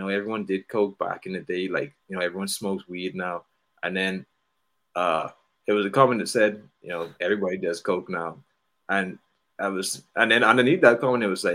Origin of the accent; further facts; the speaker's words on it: Bahamas; I'm from the Bahamas